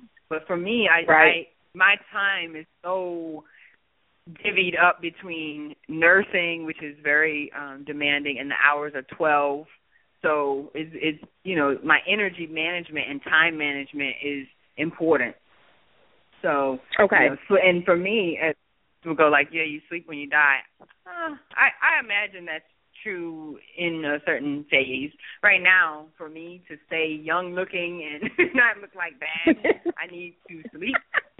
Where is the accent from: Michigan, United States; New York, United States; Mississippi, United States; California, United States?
Mississippi, United States; I was like, oh, because I'm from Mississippi.